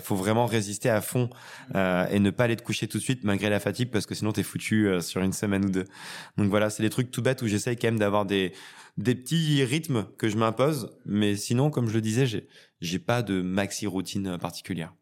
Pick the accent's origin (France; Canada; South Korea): France; Retournac, Auvergne-Rhône-Alpes; Je viens d'un lieu dit 200 habitants en Haute-Loire